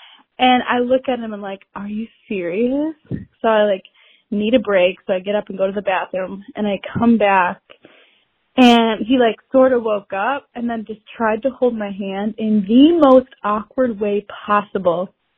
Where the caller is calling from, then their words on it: Chicago, Illinois, United States; I'm from Chicago.